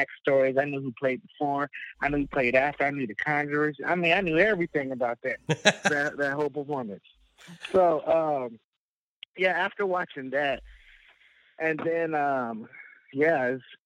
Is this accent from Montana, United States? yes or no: no; Fayetteville, North Carolina, United States; I'm born and raised in Fayetteville, Fort Bragg, North Carolina